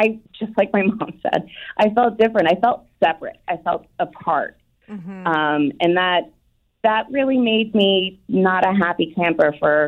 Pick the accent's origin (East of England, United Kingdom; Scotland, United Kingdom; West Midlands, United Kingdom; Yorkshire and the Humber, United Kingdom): Scotland, United Kingdom; born there; And 9 months later, I was born in Scotland.